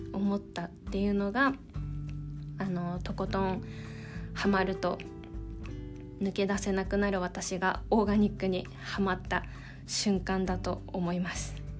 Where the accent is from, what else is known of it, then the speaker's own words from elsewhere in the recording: Tokyo, Japan; 私は生まれも育ちも東京